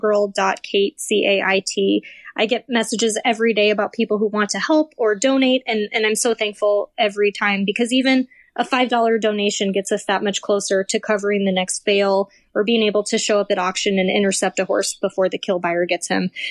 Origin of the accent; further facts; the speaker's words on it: Midwest, United States; now in Arizona, United States; I'm from the Midwest